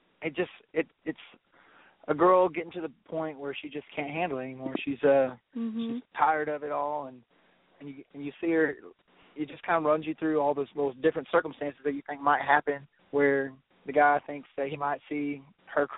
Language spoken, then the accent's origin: English; Centerville, Texas, United States; we're from Centerville, Texas